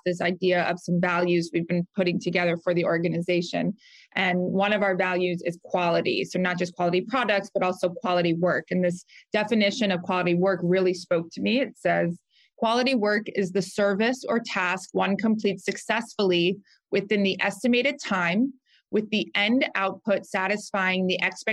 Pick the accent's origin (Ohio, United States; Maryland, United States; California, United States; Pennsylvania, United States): Maryland, United States; Rockville; moved away as an adult; also born or lived in Delaware; now in Philadelphia, United States; I'm originally from Rockville, Maryland in the DC area